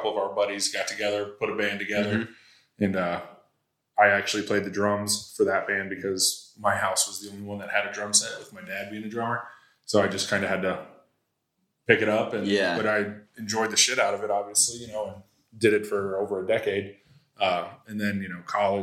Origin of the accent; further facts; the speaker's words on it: Cincinnati, Ohio, United States; born and raised in Cincinnati, Ohio